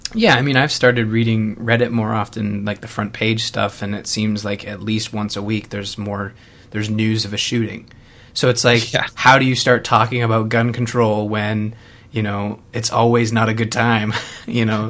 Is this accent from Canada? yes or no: yes; Canada; growing up as a Canadian